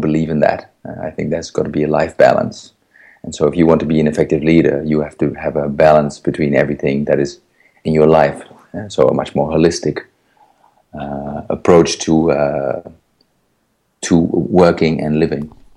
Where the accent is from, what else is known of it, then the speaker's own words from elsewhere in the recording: Netherlands; I was born in the Netherlands in 1971.